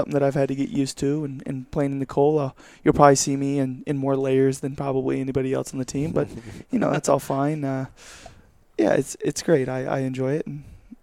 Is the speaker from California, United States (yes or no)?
yes; Southern California, United States; moved away as an adult; now in New York, United States; Grew up in Southern California, about 30 minutes away from LA.